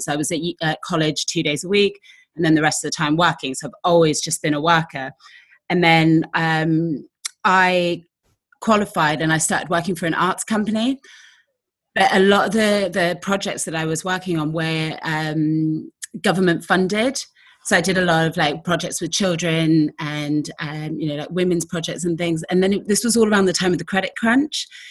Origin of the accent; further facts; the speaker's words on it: Exeter, South West England, United Kingdom; I literally walked around Exeter, which is my hometown